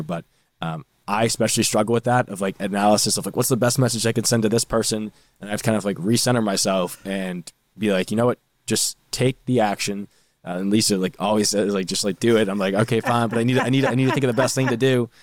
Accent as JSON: {"language": "English", "area": "North Shore", "region": "Massachusetts", "country": "United States", "said": "I'm actually from the North Shore, not Boston."}